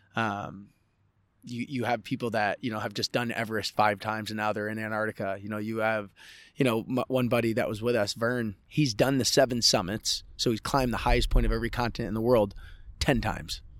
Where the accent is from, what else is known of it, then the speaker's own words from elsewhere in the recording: Andover, New Hampshire, United States; also born or lived in Coeur d'Alene, Idaho; I grew up in Idaho and New Hampshire